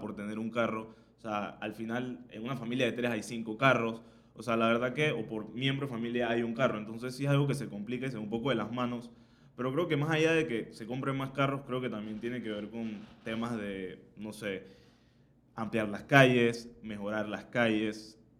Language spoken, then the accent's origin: Spanish; Panama; soy aquí en Panamá